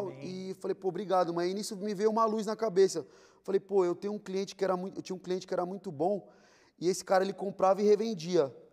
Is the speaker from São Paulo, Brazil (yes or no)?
yes; São Paulo, Brazil; born there; eu vim de quebrada, né? Eu nasci na Vila Rica de São Paulo.